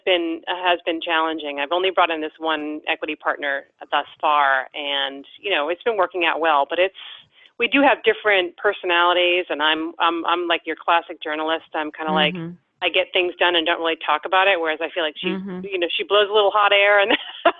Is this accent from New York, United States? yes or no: no; Cape Cod, Massachusetts, United States; born or raised there